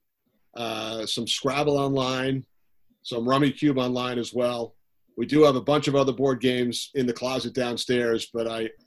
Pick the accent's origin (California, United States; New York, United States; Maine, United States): New York, United States; Long Island; growing up on Long Island